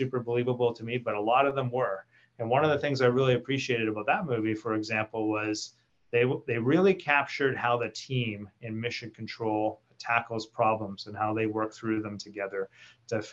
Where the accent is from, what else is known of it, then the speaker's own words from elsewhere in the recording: Canada; our fellow Canadians